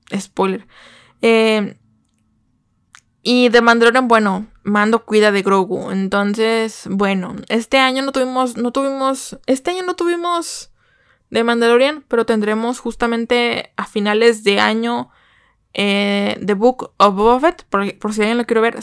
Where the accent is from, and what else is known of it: Mexico